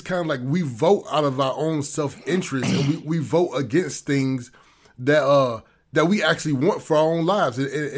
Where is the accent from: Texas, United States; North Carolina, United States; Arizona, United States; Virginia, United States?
Virginia, United States; Virginia Beach; initially me and my brother, we're from Virginia Beach, Virginia. So we're from this kind of the same side of the country that you're from.